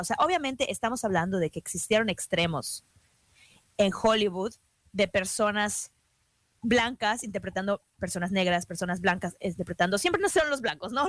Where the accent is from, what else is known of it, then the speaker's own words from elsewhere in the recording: Mexico; yo como mexicana